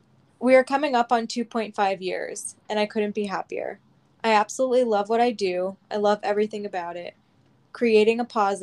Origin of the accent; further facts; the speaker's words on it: Alaska, United States; I grew up in Alaska, which is where my passion for coffee started.